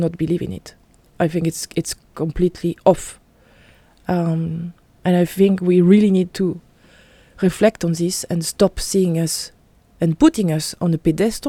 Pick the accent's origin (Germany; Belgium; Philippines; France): France; I'm French, I'm from Europe.